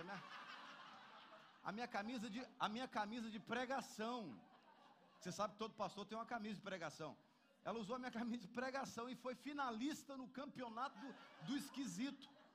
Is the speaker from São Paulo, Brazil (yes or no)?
no; Minas Gerais, Brazil; moved away; lá na minha terra, lá em Minas Gerais